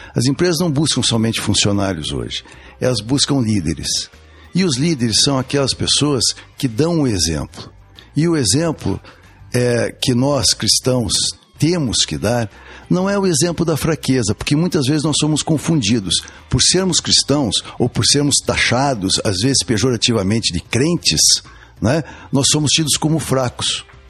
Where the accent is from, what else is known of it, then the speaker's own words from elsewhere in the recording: Curitiba, Paraná, Brazil; also born or lived in Rio de Janeiro; eu sou carioca de nascimento, sou criado aqui em Curitiba, vim cedo para cá